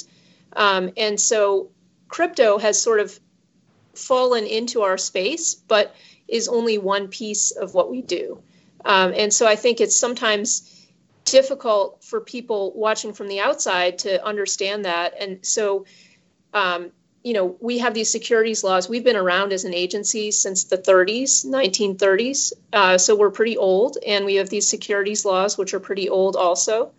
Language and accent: English; Cleveland, Ohio, United States; I grew up in Cleveland, Ohio, which is the heartland of the U.S.